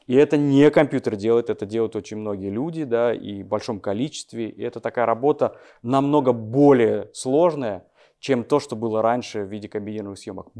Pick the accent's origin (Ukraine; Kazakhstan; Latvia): Kazakhstan; Almaty; moved away as an adult; now in Moscow, Russia; в 2002 году я переехал в Москву, сам я из Алматы